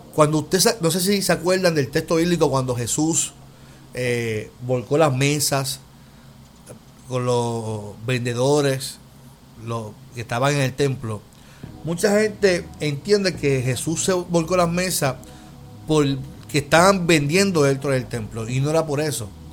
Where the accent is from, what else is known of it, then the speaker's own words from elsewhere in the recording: Puerto Rico; como puertorriqueños